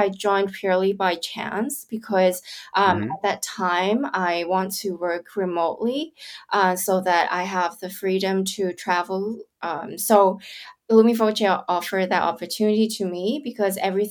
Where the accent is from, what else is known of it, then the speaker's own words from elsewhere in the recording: Kowloon, Hong Kong; moved away; also born or lived in California; I grew up in Hong Kong on the Kowloon side. So my kindergarten to primary, secondary schools, I'm in Kowloon Town